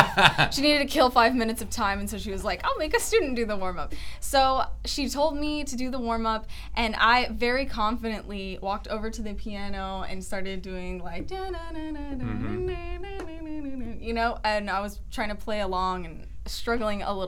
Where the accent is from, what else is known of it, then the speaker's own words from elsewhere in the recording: Richardson, Austin, Texas, United States; also born or lived in East Tennessee; now in Dallas, United States; I'm from a lot of places. Texas. I grew up in Richardson area